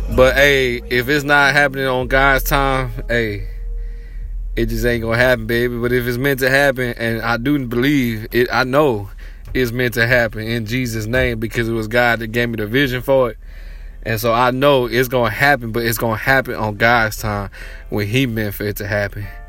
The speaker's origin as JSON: {"language": "English", "town": "Waco", "region": "Texas", "country": "United States", "said": "I'm from Waco, Texas"}